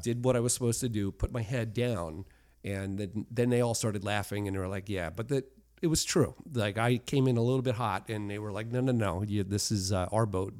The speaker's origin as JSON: {"language": "English", "country": "United States", "said": "I'm an American"}